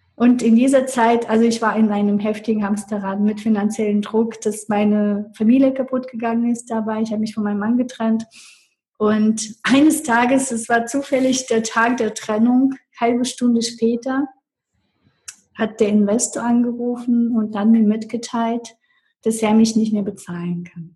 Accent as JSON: {"language": "German", "country": "Russia", "tie": "born or raised there", "second_language": "German", "moved": "as an adult", "lives_now": "Germany", "said": "ich bin mit 18 Jahren aus Russland nach Deutschland gekommen"}